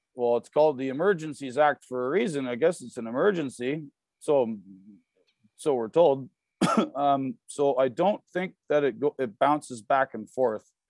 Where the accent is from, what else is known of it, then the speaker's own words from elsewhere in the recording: Canada; I'm from Canada.